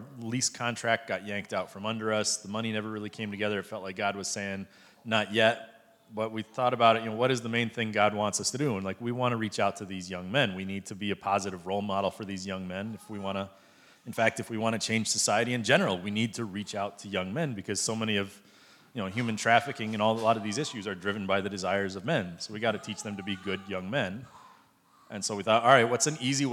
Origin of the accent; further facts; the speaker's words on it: United States; now in Cambodia; me as an American who has more money than they